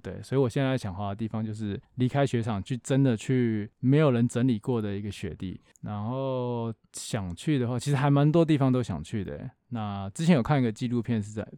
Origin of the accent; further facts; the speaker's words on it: Taiwan; 我们台湾人每次出国滑雪可能就是三天五天